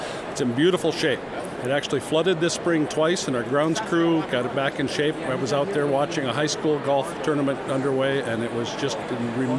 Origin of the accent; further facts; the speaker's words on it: Fortuna, North Dakota, United States; also born or lived in Bismarck, North Dakota; I grew up on a farm in northwestern North Dakota, up by Fortuna.